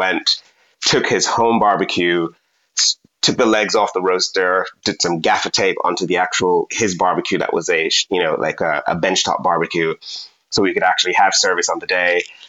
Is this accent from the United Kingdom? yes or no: no; Jamaica